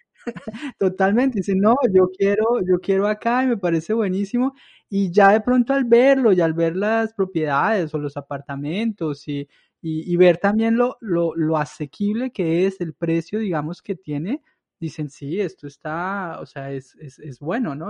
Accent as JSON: {"language": "Spanish", "town": "Villa de Leyva", "region": "Boyacá", "country": "Colombia", "moved": "yes", "said": "yo soy de Villa de Leyva"}